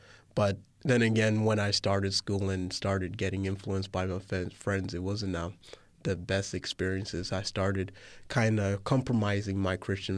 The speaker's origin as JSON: {"language": "English", "country": "Tanzania", "tie": "born there", "said": "So I was born in Tanzania, Africa in 99."}